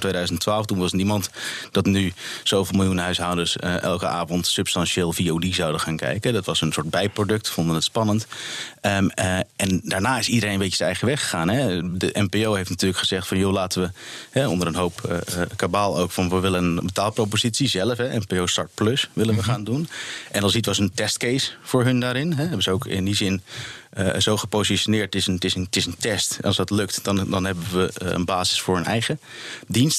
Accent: Netherlands; als Nederlander

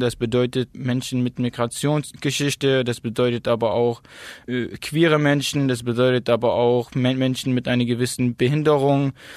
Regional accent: Plauen, Saxony, Germany; also born or lived in Zakho, Iraq; now in Dresden, Germany; bin geboren in Sacho, das ist eine Stadt im Nordirak, hm, bin aufgewachsen in Plauen

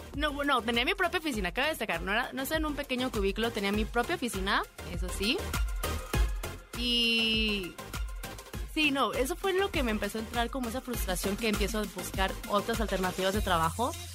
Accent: Guadalajara, Jalisco, Mexico; moved away as an adult; now in South Korea; varios de los grupos son de mi tierra, así que venga Guadalajara

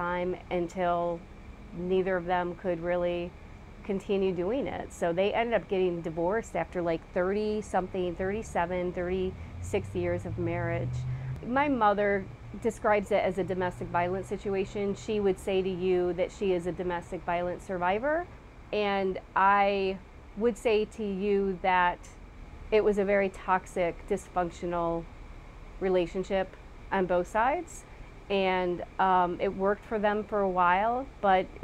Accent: Waukegan, Illinois, United States; also born or lived in Lake Forest, Illinois; I was raised in a community called Waukegan, Illinois, so I'm a Midwest girl

